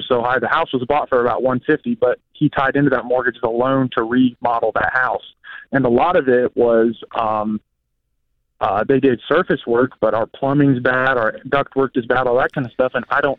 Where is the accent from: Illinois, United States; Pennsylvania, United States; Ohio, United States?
Ohio, United States; moved away as an adult; also born or lived in Florida; I'm originally from Ohio.